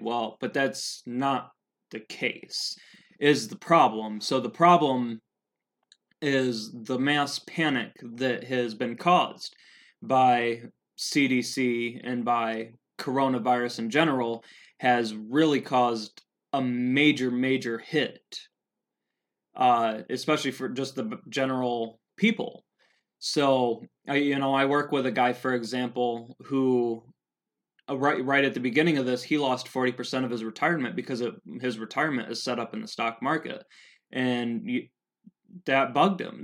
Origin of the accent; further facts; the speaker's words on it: Helena, Montana, United States; so here in Helena, I'm from Helena, Montana